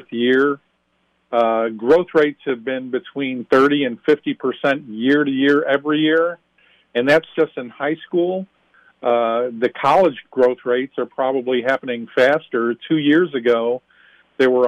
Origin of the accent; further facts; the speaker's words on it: Illinois, United States; right here in my home state, Illinois. I live outside Chicago